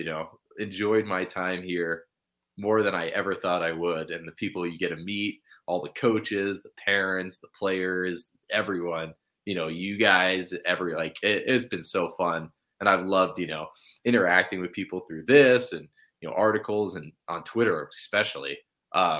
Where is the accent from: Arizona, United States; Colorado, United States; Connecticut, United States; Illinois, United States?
Arizona, United States; moved away as an adult; now in Pocatello, United States; I was born in Arizona